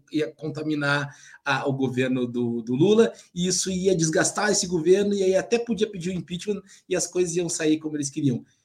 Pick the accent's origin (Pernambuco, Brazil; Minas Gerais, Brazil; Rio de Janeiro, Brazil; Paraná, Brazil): Paraná, Brazil; Cascavel; born there; O MST foi criado em Cascavel, isso é a coisa mais importante.